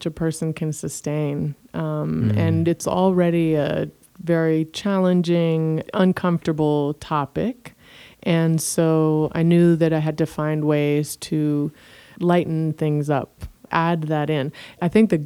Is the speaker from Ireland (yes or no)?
no; Jamaica; moved away; also born or lived in University of Michigan; I'm Jamaican